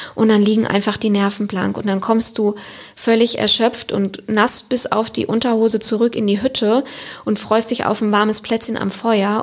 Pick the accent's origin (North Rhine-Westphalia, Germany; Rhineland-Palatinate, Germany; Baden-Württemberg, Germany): North Rhine-Westphalia, Germany; Siegerland; moved away as an adult; now in Cologne, Germany; wo ich herkomme, also aus einem kleinen Dorf im Siegerland